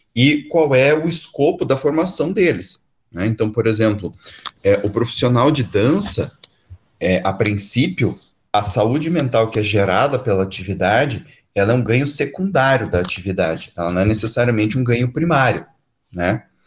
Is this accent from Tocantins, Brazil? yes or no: no; Curitiba, Paraná, Brazil; que nem a gente diz aqui em Curitiba